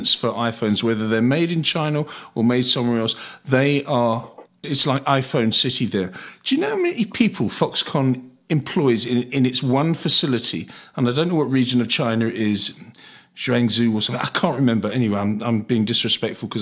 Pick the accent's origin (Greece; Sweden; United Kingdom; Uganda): United Kingdom; moved away; my ancestry is British and I was born in Britain